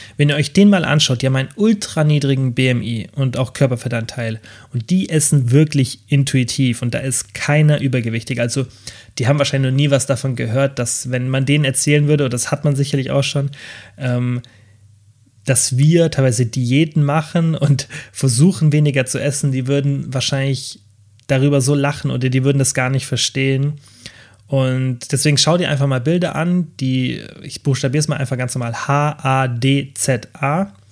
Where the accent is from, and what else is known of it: Germany